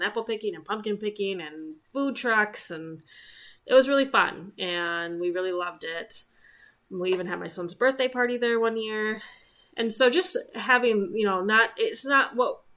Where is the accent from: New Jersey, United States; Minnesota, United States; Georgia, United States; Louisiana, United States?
Minnesota, United States; Minneapolis; my husband and I grew up in the Twin Cities or surrounding suburbs